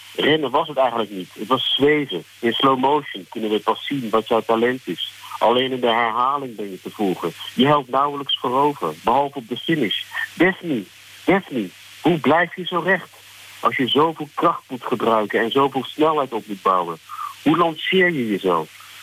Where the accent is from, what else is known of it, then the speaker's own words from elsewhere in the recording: Netherlands; now in South Africa; ik ben toch ook nog wel Nederlander genoeg